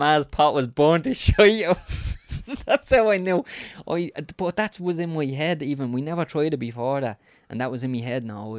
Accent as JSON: {"language": "English", "region": "County Dublin", "country": "Ireland", "tie": "born or raised there", "said": "I grew up in Ballyferma, and it was wild, the Wild West."}